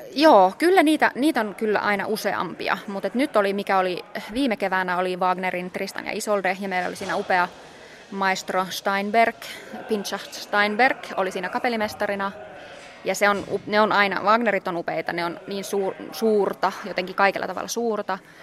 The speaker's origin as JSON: {"language": "Finnish", "town": "Oulu", "region": "North Ostrobothnia", "country": "Finland", "tie": "born or raised there", "said": "mä oon Oulusta kotoisin ja äiti ja isä huomasi, että mä, mä oon musikaalinen pienenä"}